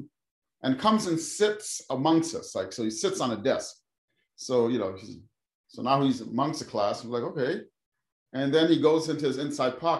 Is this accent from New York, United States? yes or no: yes; New York City, New York, United States; also born or lived in Trinidad and Tobago; So was born in the Caribbean, in Trinidad and Tobago, the country, and then moved to New York City in 1979 when I was 8 years old, and I grew up in the Bronx, New York. I'm pretty much a Bronx boy